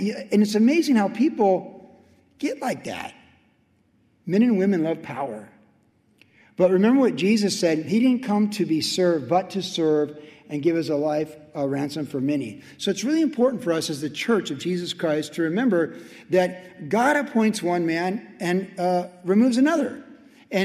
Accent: Carlsbad, California, United States; Carlsbad Village Drive, when I was growing up, was Elm Street.

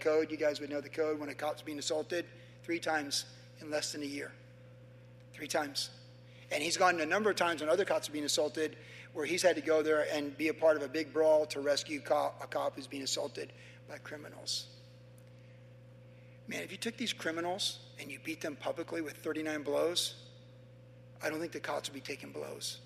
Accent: Carlsbad, California, United States; in 1970, growing up in Carlsbad

